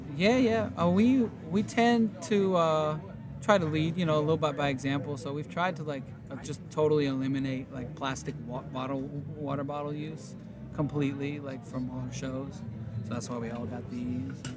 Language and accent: English; Warsaw, Masovian Voivodeship, Poland; now in Oakland, United States; I live in Oakland, California, and I'm from Warsaw, Poland.